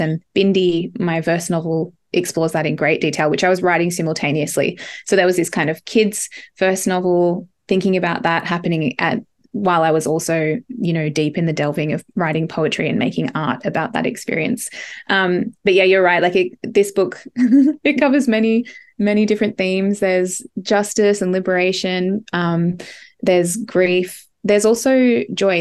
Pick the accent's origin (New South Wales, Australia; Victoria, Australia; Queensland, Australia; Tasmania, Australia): New South Wales, Australia; Ngarra country; moved away; also born or lived in Barrawal country; I grew up on Ngarra country and some of this collection was written on Ngarra. I currently live on Barrawal